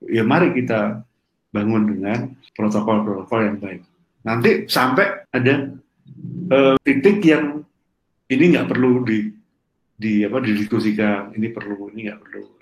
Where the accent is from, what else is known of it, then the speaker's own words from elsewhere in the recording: Trenggalek, East Java, Indonesia; Jadi di desa saya, di Trenggalek saya, ada listrik mau masuk ke kampung.